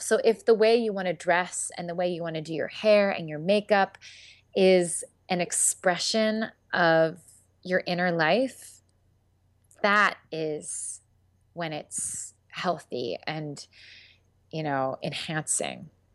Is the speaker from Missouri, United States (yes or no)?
no; Philadelphia, Pennsylvania, United States; I do a lot of theater in Philadelphia 'cause I'm from Philadelphia